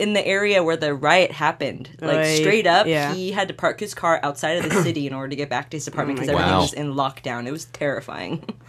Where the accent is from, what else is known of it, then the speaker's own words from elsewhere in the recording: Vancouver, British Columbia, Canada; also born or lived in Ottawa, Canada; now in United States; I was born in Ottawa, raised in Vancouver. I recently became an American citizen